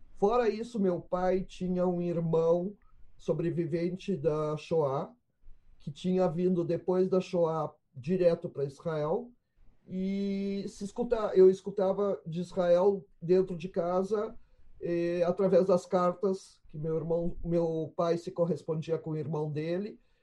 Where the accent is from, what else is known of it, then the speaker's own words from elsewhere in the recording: Porto Alegre, Rio Grande do Sul, Brazil; nasci em Porto Alegre em, em 1957